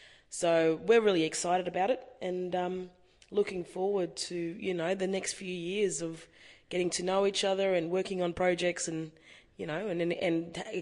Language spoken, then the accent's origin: English; Queensland, Australia; With my family, we're connected to North Queensland and the Torres Strait Islands. I'm a Queenslander. That's where my family's from. And my grandmother is a Gugimujir, which is up the top of Queensland, around Cooktown, Cairns area.